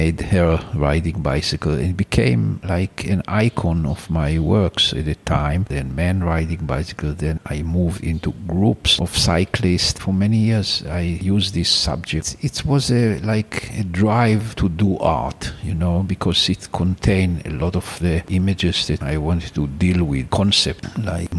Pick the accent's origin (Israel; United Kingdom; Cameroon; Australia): Israel; Ramat Gan, Tel Aviv District; also born or lived in Jerusalem; So my parents moved to Ramat Gan. My parents bought a small house and that's where I grew up. And I stayed there until I went to the army.